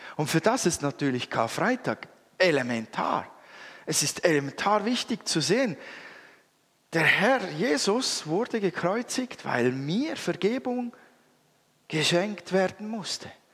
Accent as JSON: {"language": "German", "country": "Switzerland", "said": "als Schweizer"}